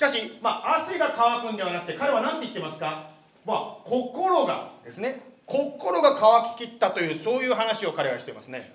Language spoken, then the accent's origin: Japanese; Japan; now in Arizona, United States; 私はあの日本で 生 まれて日本で育ったもの